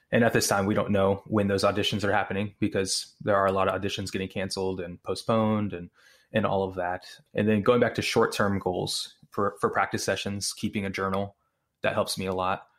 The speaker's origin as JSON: {"language": "English", "town": "Houston", "region": "Texas", "country": "United States", "also_born_or_lived": "Austin", "said": "I'm originally from North Houston area"}